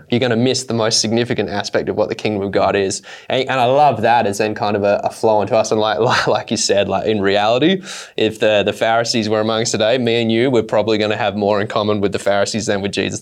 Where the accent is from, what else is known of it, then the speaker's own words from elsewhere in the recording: Australia; growing up in Australia